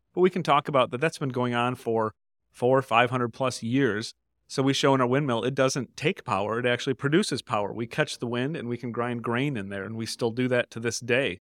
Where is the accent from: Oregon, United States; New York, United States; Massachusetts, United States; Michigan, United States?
Michigan, United States; Grand Rapids; also born or lived in Jenison, Michigan; I'm a native boy here from West Michigan. I grew up here in Grand Rapids and Jenison, just down the road in Ottawa County